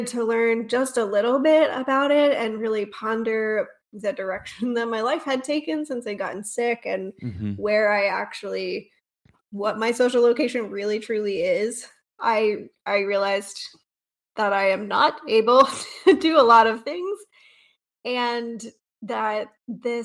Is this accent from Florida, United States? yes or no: no; North Georgia, United States; moved away as an adult; now in East Tennessee, United States; I grew up in North Georgia, not too far from here